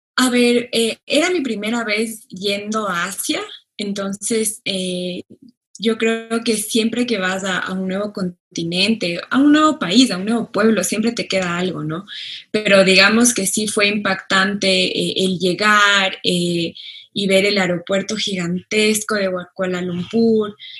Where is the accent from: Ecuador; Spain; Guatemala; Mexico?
Ecuador; todos los que vivimos en Ecuador somos ecuatorianos y ecuatorianas